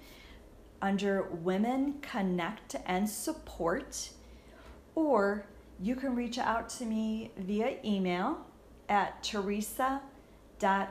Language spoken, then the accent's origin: English; St. Louis, Missouri, United States; I'm from the St. Louis area